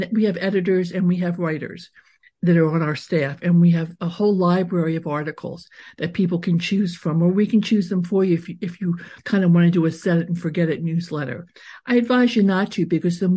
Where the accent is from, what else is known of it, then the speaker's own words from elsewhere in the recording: Wilmington, Delaware, United States; Both my parents were very much involved in the Jewish community in Delaware, where I grew up in Wilmington